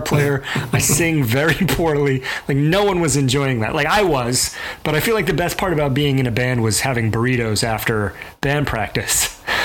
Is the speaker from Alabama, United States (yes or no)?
yes; Mobile, Alabama, United States; I grew up in Mobile, Alabama